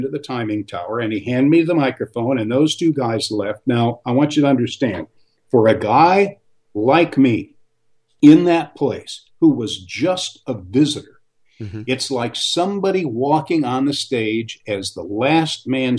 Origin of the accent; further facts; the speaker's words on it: Michigan, United States; my home state of Michigan